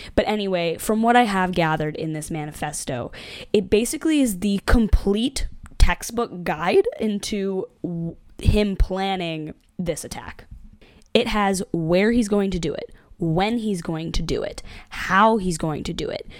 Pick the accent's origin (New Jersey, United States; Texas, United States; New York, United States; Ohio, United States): New York, United States; Buffalo; moved away; I grew up in the South Towns of Buffalo, and I no longer live there